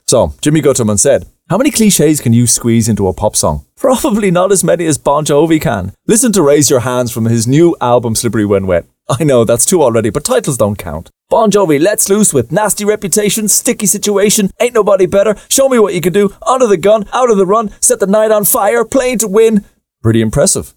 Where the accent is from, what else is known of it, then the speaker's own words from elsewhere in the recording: Ireland; us growing up in Ireland